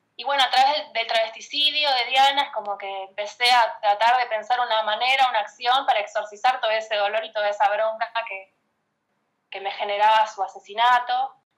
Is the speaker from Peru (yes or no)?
no; González Catán, Buenos Aires Province, Argentina; soy de Catán desde que tengo memoria, así que sí, eh, matancera.